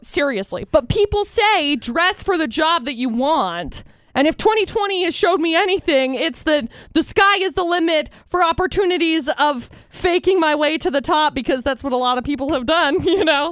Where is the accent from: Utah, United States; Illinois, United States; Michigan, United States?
Utah, United States; we live in Utah.